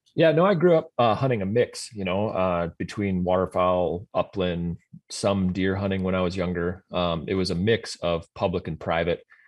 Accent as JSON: {"language": "English", "town": "Sioux Falls", "region": "South Dakota", "country": "United States", "tie": "born or raised there", "also_born_or_lived": "Iowa / Colorado / Montana", "moved": "as an adult", "lives_now": "Fargo, United States", "said": "born in South Dakota, grew up in Sioux Falls"}